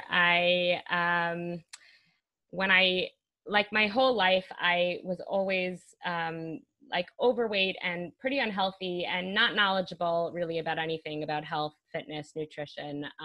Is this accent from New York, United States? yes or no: yes; Brooklyn, New York, United States; moved away as an adult; now in Jerusalem, Israel; I live in Jerusalem, Israel now. I come originally from New York. I moved here five, six years ago.